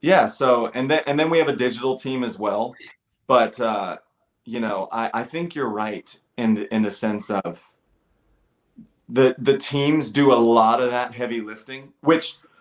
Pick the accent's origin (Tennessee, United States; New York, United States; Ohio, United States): Ohio, United States; Cincinnati; I'm from Cincinnati